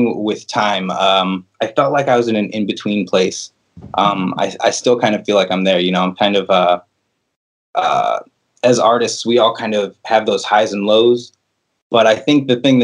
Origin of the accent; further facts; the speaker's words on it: La Porte, Indiana, United States; moved away; also born or lived in Chicago, Illinois; I'm originally from LaPorte, Indiana